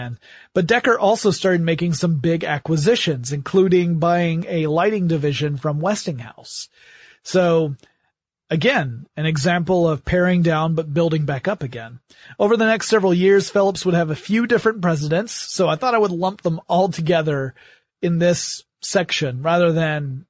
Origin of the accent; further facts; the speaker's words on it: Atlanta, Georgia, United States; my hometown of Atlanta, Georgia